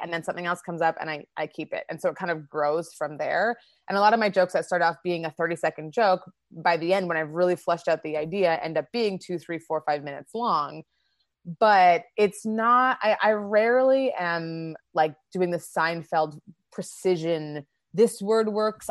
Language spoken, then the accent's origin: English; Winnipeg, Manitoba, Canada; moved away as an adult; also born or lived in Toronto / South Korea; now in Los Angeles, United States; I grew up in Winnipeg in Canada and started my comedy career there